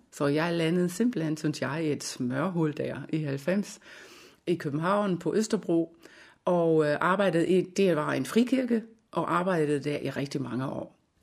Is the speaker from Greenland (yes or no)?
no; Germany; Danish is a second language; moved away as an adult; now in Denmark; Jeg har jo en lille accent, det kan jeg ikke øh, nægte, jeg har. Jeg er nemlig en øh, væskeægte tysker. Så jeg kom til, til Danmark i 1989